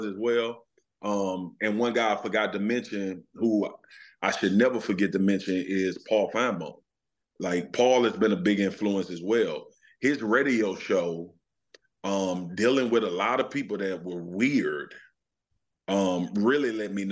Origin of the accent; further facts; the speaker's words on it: Louisiana, United States; I'm from Louisiana